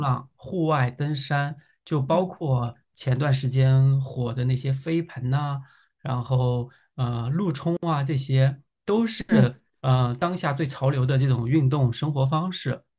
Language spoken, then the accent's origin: Chinese; Yangzhou, Jiangsu, China; now in Beijing, China; 我是扬州人